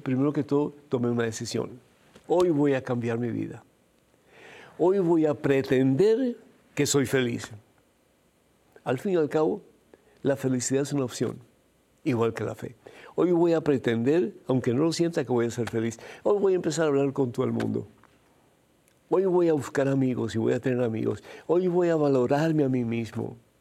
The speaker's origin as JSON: {"language": "Spanish", "country": "Cuba", "tie": "born or raised there", "moved": "yes", "said": "Yo soy de origen cubano"}